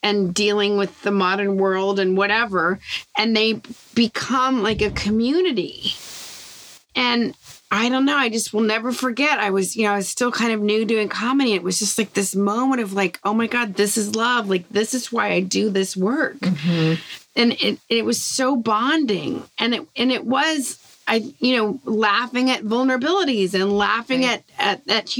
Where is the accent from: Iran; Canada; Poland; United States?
United States; the South; growing up in the South